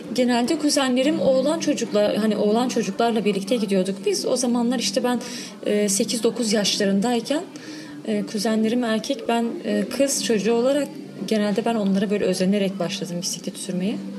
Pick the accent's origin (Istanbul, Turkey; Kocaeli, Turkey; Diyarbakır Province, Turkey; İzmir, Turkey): Diyarbakır Province, Turkey; Diyarbakır; ben Diyarbakır Sur'da büyüdüm.